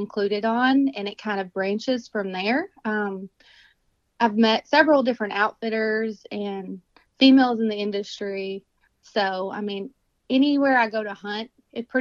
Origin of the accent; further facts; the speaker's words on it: Kentucky, United States; I'm from Kentucky. I was born here, raised here, and I'm still here